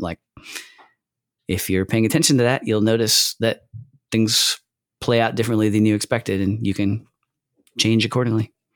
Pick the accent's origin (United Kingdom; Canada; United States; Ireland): United States; Michigan; I'm from Michigan, too